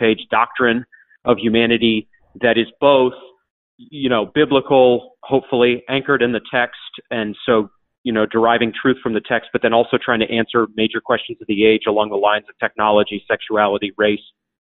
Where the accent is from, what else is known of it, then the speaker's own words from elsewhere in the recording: coastal Maine, United States; moved away as an adult; Grew up in Maine in a Christian home